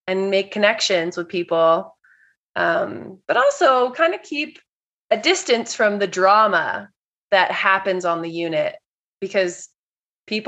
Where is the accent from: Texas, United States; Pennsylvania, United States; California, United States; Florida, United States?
California, United States; moved away; also born or lived in New York; I'm originally from California